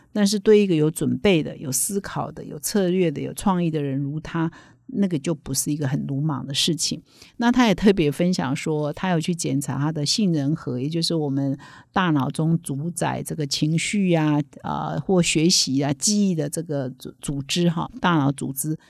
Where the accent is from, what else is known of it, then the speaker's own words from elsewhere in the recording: Taiwan; 我们台湾人